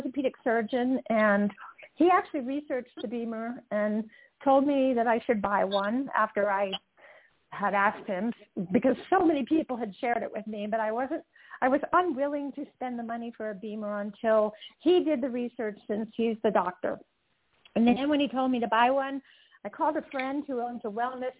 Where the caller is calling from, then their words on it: Utah, United States; I am calling in from beautiful Utah right now.